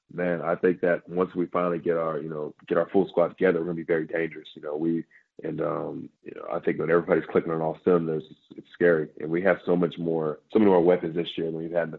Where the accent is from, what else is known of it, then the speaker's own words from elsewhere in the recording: Bedford, Texas, United States; I come from the Hirschville, Bedford area.